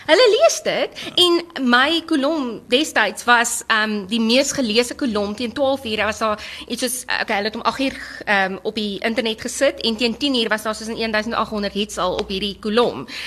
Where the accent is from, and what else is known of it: South Africa